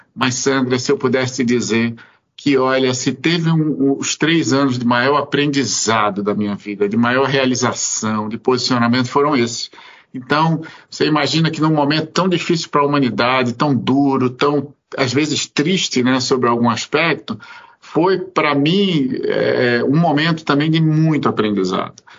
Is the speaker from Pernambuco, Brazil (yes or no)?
yes; Pernambuco, Brazil; moved away; eu sou pernambucano, eu sou nordestino, eu vim, na verdade, de uma família sobre algum aspecto muito muito patriarcal